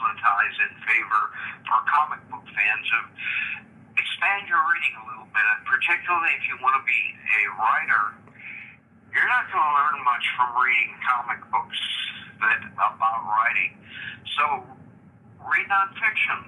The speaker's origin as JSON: {"language": "English", "town": "St. Louis", "region": "Missouri", "country": "United States", "tie": "born or raised there", "said": "I grew up in North St. Louis"}